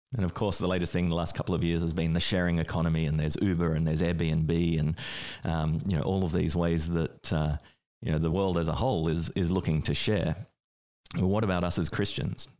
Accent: Australia; I grew up in Australia

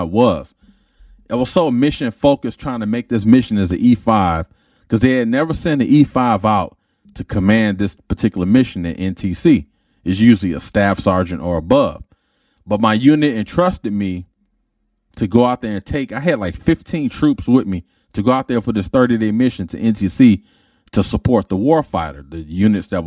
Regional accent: Detroit, Michigan, United States; I was a dude from Detroit

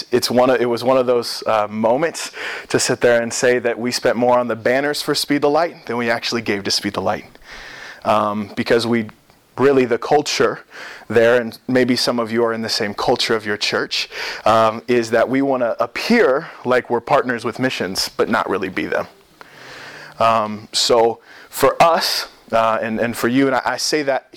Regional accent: Springfield, Missouri, United States; I grew up in Springfield, Missouri, so the mecca of the AG

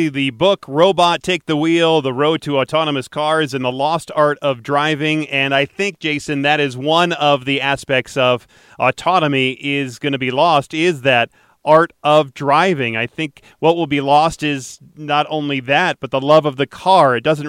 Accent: Detroit, Michigan, United States; moved away; when I was growing up in Detroit

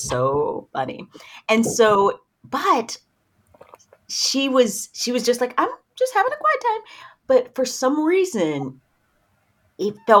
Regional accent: Knoxville, Tennessee, United States; now in Middle Tennessee, United States; I'm from Knoxville, Tennessee. So okay. East Tennessee. Right now I live in Middle Tennessee

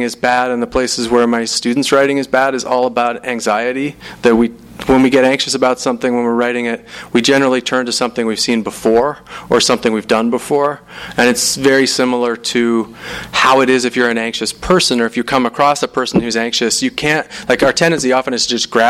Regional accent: Salt Lake City, Utah, United States; I'm from Salt Lake City

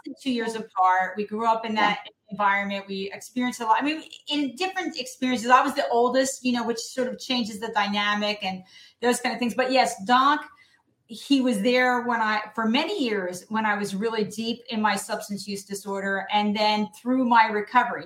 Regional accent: New Jersey, United States; When I graduated from my New Jersey high school in 1979

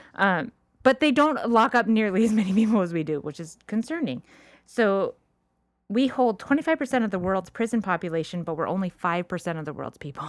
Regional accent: La Cañada Flintridge, California, United States; also born or lived in Orange County, California; I grew up in La Cañada when I was a little kid

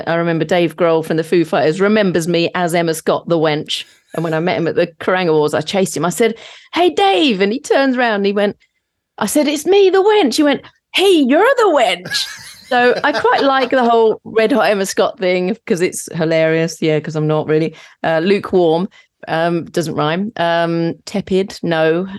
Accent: St Neots, East of England, United Kingdom; I'm from Cambridgeshire, a place called St. Neots

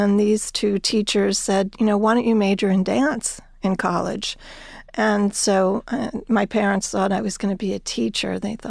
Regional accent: New Jersey, United States; I grew up in New Jersey.

